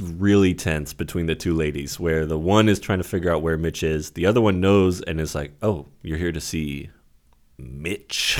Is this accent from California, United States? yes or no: yes; Santa Rosa, California, United States; Santa Rosa, my hometown